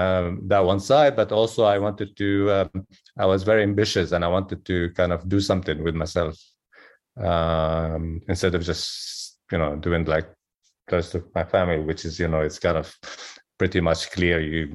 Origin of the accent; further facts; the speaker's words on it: Jerusalem, Palestine; growing up in Jerusalem, Jerusalem is a very heavy place.